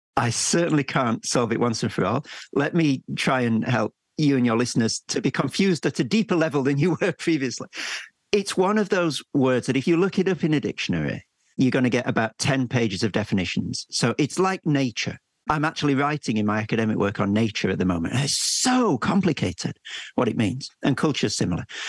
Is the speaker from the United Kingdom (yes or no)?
yes; England, United Kingdom; as an English person